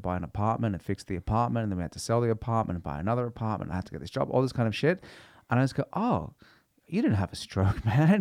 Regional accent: Sydney, New South Wales, Australia; also born or lived in England; now in Norway; I'm from a place called Five Dock

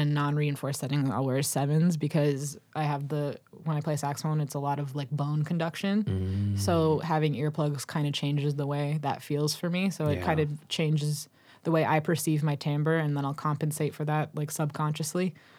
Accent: Massachusetts, United States; I guess I was born in Dorchester, and then when I was 3 years old, we moved to the suburbs.

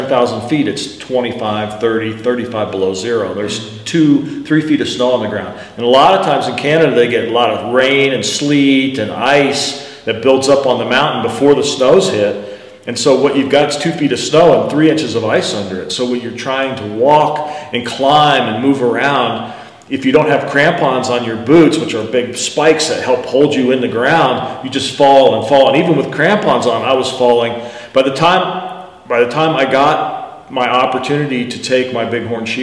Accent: United States; I'm American guy

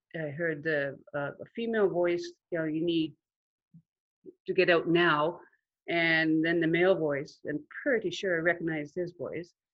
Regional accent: Huntsville, Ontario, Canada; I grew up in Huntsville, in Muskoka, in a large family

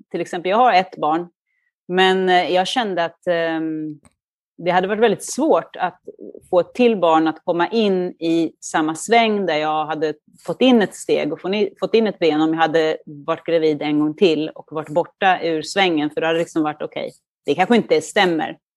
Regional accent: Duvnäs, Stockholm County, Sweden; now in Milan, Italy; jag växte upp i, i Duvnäs då och cyklade till skolan

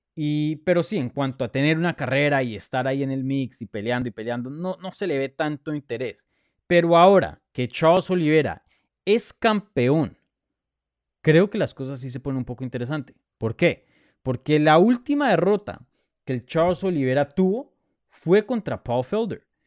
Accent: Colombia; first language Spanish; moved away; Yo soy colombiano, nací en Colombia

